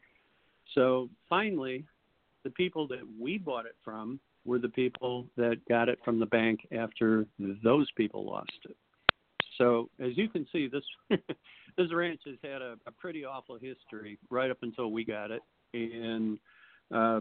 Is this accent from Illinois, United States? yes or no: yes; Chicago, Illinois, United States; moved away as an adult; now in Arizona, United States; I grew up in Chicago and I grew up hard